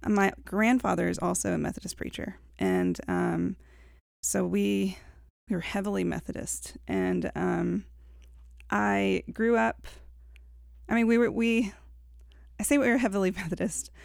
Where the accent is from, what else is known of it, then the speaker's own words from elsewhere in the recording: LaGrange, Georgia, United States; also born or lived in Woodstock, Georgia / Augusta, Georgia; I started out in Woodstock, Georgia. That's where mm-hmm. my parents were at the time when I was born. And when I was seven, we moved to LaGrange, Georgia